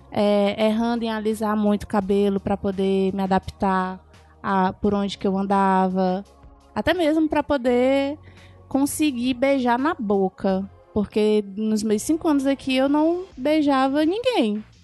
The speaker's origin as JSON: {"language": "Portuguese", "town": "São Luís", "region": "Maranhão", "country": "Brazil", "moved": "as an adult", "lives_now": "Fortaleza, Brazil", "said": "eu sou do Maranhão, né, que eu vim de São Luís"}